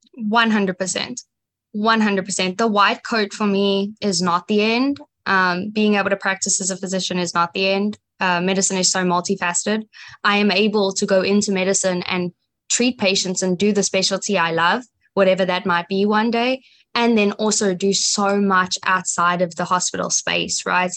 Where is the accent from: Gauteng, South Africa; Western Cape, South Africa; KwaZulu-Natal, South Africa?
Gauteng, South Africa; Johannesburg; now in United States; I grew up in Johannesburg, South Africa